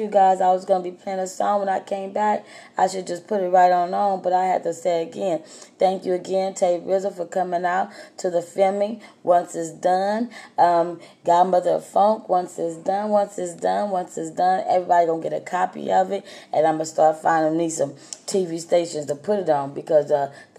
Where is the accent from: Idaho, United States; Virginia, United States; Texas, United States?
Texas, United States; I'm from Texas